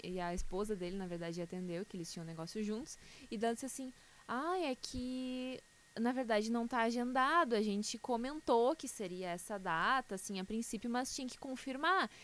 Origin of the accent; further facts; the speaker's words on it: Canoas, Rio Grande do Sul, Brazil; Eu nasci em Canoas, cresci em Canoas